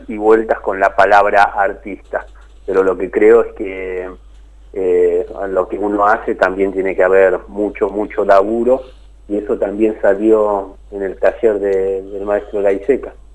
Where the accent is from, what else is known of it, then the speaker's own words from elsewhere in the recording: Isidro Casanova, Buenos Aires Province, Argentina; also born or lived in Rafael Castillo; yo me crié primero en Rafael Castillo, en un barrio que no existe más, que era Los Eucaliptus, y después mis viejos pudieron acceder a un terreno en el barrio Los Pinos que se estaba formando ahí en Isidro Casanova